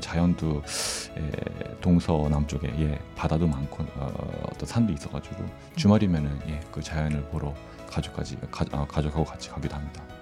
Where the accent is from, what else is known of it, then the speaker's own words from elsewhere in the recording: Seoul, South Korea; moved away as an adult; also born or lived in Gangwon Province, South Korea; now in Fukuoka, Japan; 한국 강원도에서 태어났지만 그 대부분 서울에서 지냈습니다.